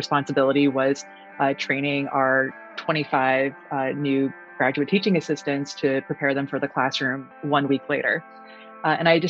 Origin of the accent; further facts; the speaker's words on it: Newtown, Connecticut, United States; moved away as an adult; also born or lived in Virginia; I'm from Newtown, Connecticut